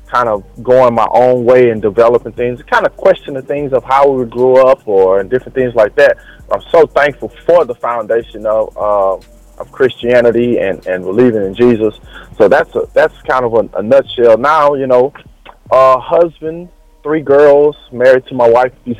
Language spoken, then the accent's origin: English; Silsbee, Texas, United States; born and raised in Texas, man, small town Texas called Silsbee, Texas.